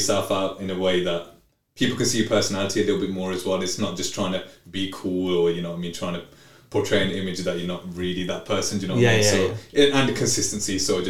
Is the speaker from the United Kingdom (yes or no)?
yes; Birmingham, West Midlands, United Kingdom; Birmingham's home, man.